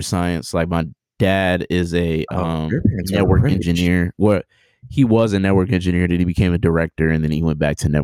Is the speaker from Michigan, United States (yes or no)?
yes; Oak Park, Michigan, United States; also born or lived in Detroit; I'm from Detroit, born and raised, grew up. I actually grew up in Oak Park, which is a suburb around Detroit.